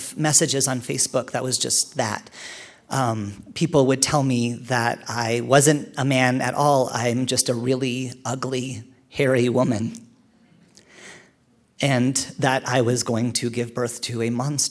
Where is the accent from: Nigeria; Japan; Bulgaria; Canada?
Canada; I'm Canadian